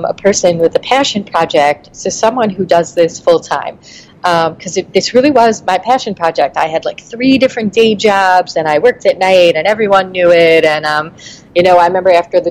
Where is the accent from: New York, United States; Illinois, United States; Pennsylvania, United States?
New York, United States; New York City; I'm from Brooklyn.